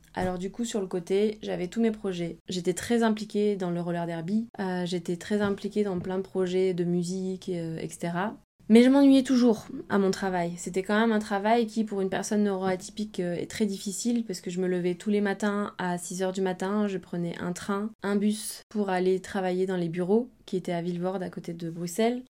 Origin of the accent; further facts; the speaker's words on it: near Aix-en-Provence, Provence-Alpes-Côte d'Azur, France; moved away as an adult; also born or lived in Barcelona / Brussels; now in Marseille, France; je viens de d'à côté d'Aix-en-Provence